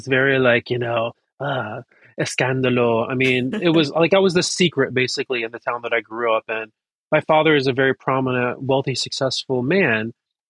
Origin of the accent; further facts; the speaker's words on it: North Carolina, United States; now in New York City, United States; My partner is American and I grew up in North Carolina. So I'm like a Persian redneck